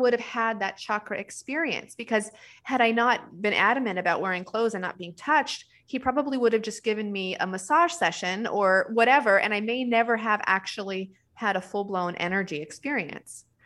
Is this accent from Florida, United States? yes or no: no; New Mexico, United States; I'm from New Mexico